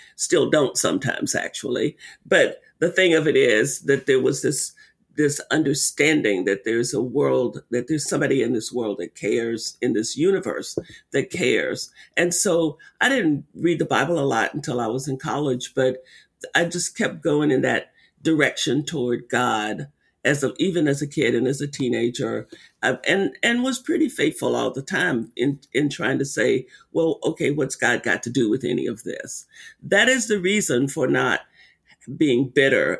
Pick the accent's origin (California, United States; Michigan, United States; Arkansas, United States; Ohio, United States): Arkansas, United States; when I was a little girl growing up in Arkansas, living on a sharecropping farm